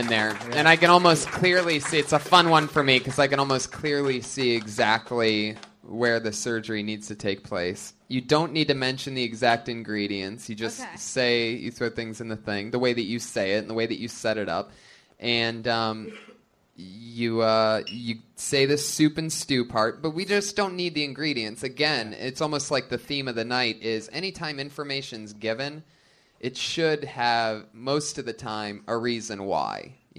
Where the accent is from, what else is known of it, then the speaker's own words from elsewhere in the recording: Florida, United States; I grew up in Florida. Oh, the trash I've seen.